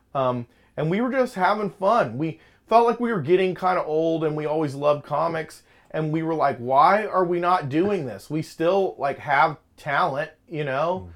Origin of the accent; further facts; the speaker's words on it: Lakeland, Florida, United States; growing up in Lakeland